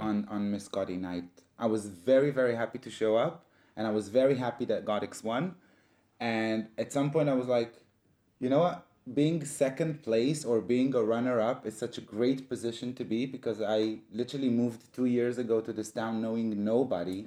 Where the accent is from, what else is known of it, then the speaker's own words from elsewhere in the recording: Israel; moved away; I was born and raised in Israel